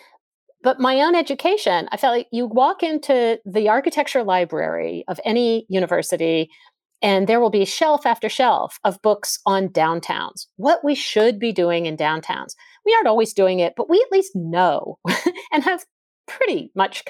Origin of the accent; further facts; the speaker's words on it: New Jersey, United States; I grew up in New Jersey, the most suburban state